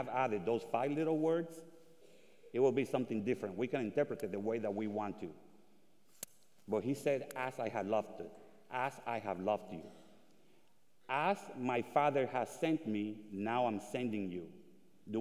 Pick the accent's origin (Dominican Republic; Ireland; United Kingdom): Dominican Republic; moved away; also born or lived in Puerto Rico; I was born in the Dominican Republic during the USA invasion of 1965.